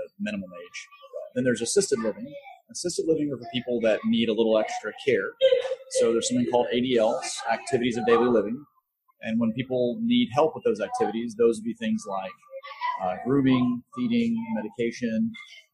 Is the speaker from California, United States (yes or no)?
no; Dallas, Texas, United States; coming to Dallas. You know, it's my hometown